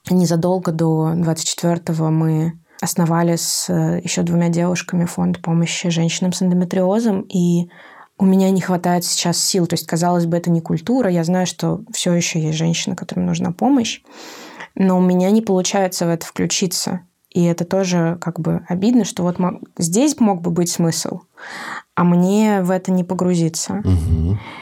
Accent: Saint Petersburg, Russia; now in Moscow, Russia; я изначально из Петербурга

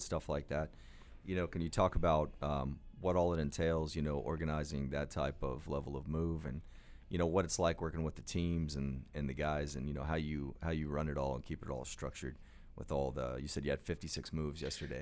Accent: Oklahoma, United States; We had a minor league baseball team growing up in Oklahoma called the 89ers

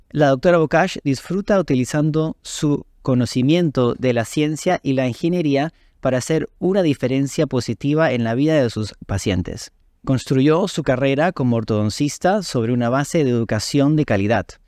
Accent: Peru; siendo peruano

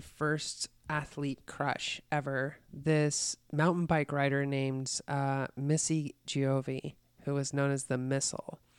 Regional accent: Colorado, United States; I grew up in Colorado

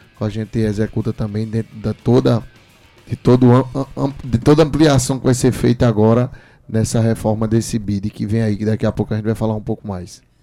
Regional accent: João Pessoa, Paraíba, Brazil; Sou morador do Castelo Branco. Nasci e me criei no Castelo Branco, bem pertinho.

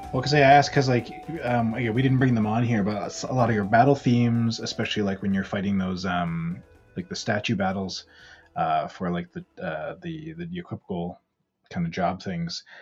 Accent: Ontario, Canada; also born or lived in Alberta; now in Vancouver, Canada; I grew up in Ontario, also very familiar with snow out there

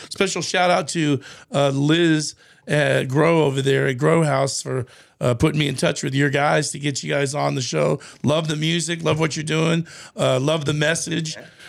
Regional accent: Austin, Texas, United States; I went to Porter Junior High and Dawson Elementary there on First Street in South Austin. So I was a 78704 kid growing up in South Austin myself.

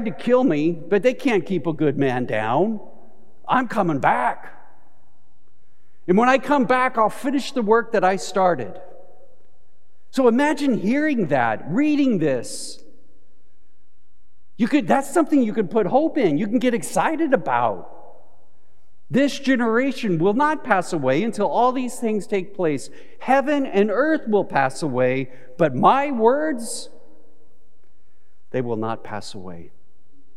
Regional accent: Southern California, United States; growing up in Southern California to have a water shortage

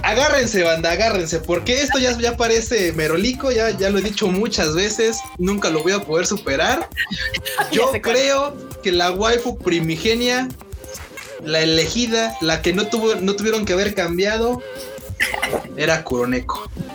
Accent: Mexico; los mexicanos somos ruidosos

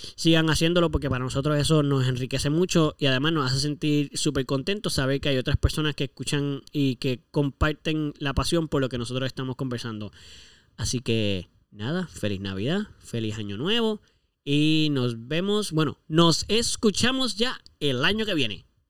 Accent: Puerto Rico; como buenos puertorriqueños que somos

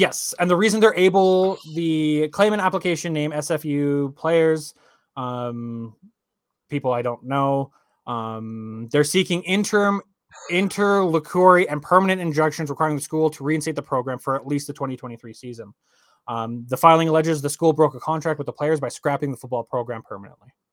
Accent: Canada; I'm Canadian

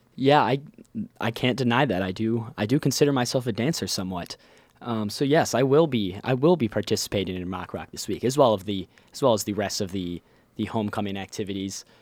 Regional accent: Ohio, United States; I'm from Ohio

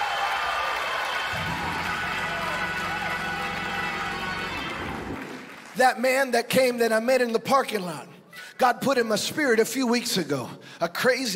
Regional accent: Chicago, Illinois, United States; moved away; also born or lived in New Jersey; I grew up in Chicago

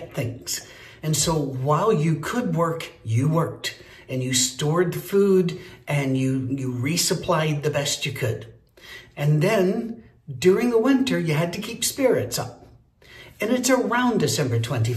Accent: Scotland, United Kingdom; I'm Scottish

